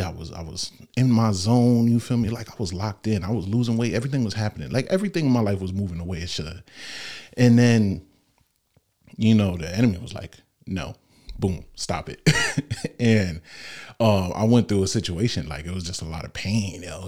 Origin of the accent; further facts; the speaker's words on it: Norwalk, United States; I was born in Norwalk Hospital.